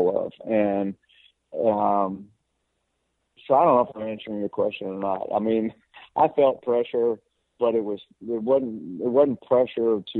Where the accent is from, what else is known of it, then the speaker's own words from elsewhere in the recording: Lynchburg, Virginia, United States; I'm a Virginia boy. So I grew up in Lynchburg, Virginia